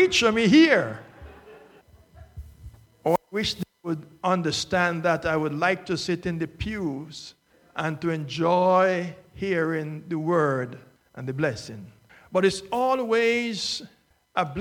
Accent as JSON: {"language": "English", "country": "Jamaica", "tie": "born or raised there", "also_born_or_lived": "Northeast United States", "moved": "yes", "lives_now": "Florida, United States", "said": "I have lived in it for more times than I've lived in my home country of Jamaica"}